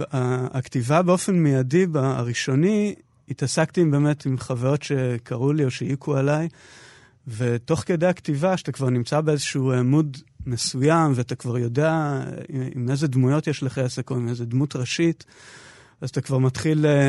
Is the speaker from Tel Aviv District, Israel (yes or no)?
no; Ma'oz Haim, Northern District, Israel; moved away as an adult; הסביבה הטבעית שלי זה קיבוץ מעוז חיים בעמק בית שאן